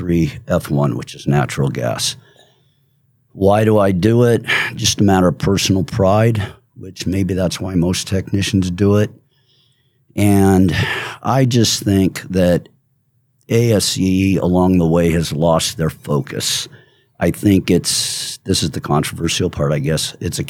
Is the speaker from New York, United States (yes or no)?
no; California, United States; But see, I'm from California, so I got to be politically correct.